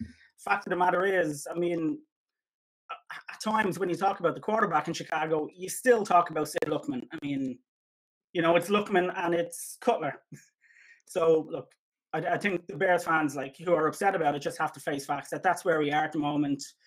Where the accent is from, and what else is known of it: Ireland